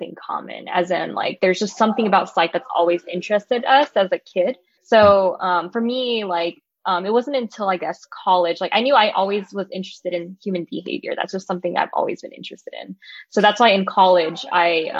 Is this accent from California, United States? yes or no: yes; Los Angeles, California, United States; moved away as an adult; also born or lived in Irvine, California / San Francisco, California; now in San Diego, United States; I am originally from Los Angeles, California